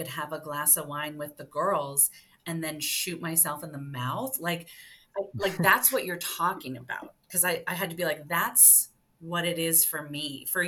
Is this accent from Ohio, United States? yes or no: yes; suburban Ohio, United States; I'm a white suburban Ohio kid